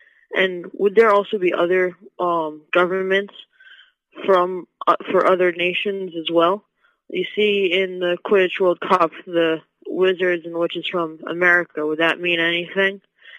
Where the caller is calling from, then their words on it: Connecticut, United States; from Connecticut